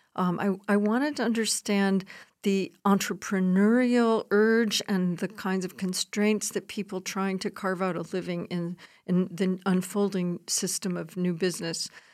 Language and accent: English; Chicago, Illinois, United States; I'm a sociologist from, I'm, I was born in Chicago